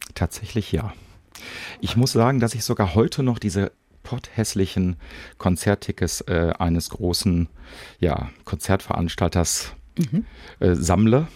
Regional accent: Bochum, North Rhine-Westphalia, Germany; bei uns in Bochum gab es damals das Heusner Viertel

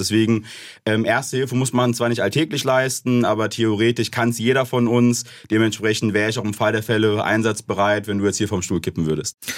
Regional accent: Ober-Ramstadt, Hesse, Germany; Ich komme aus dem Raum Darmstadt bei Frankfurt, Oberramstadt um genau zu sein

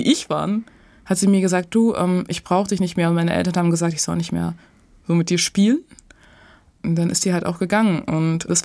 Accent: Dorsten, North Rhine-Westphalia, Germany; ich bin in Dorsten tatsächlich zur Schule gegangen und aufgewachsen.

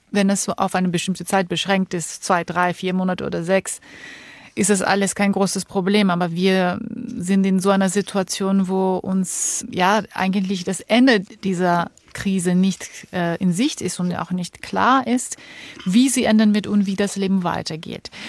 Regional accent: Georgia; Ich komme ja aus Georgien, wo mhm. auch so viel äh, Unruhe herrscht.

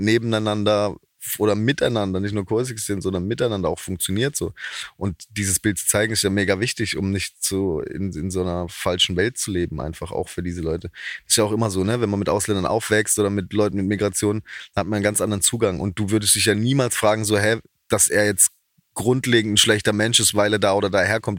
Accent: Haslach im Kinzigtal, Baden-Württemberg, Germany; accent: Badisch (Alemannic); da in Haslach, wo ich herkomme

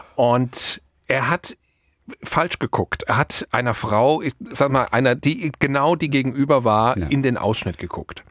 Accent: Germany; now in Mallorca, Spain; bei uns in Deutschland

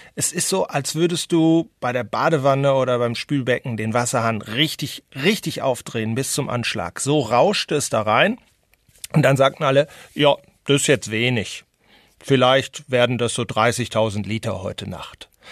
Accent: North Rhine-Westphalia, Germany; now in Madrid, Spain; habe ich als Westfale

